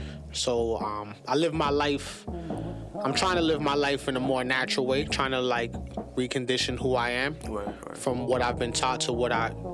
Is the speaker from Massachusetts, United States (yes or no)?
yes; Lawrence, Massachusetts, United States; also born or lived in Amesbury; Lawrence was really special, and like during my childhood